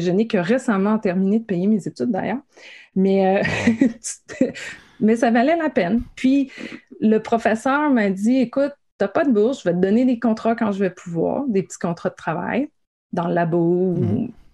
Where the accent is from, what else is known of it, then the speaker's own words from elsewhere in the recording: Gaspésie, Quebec, Canada; moi, je viens de la Gaspésie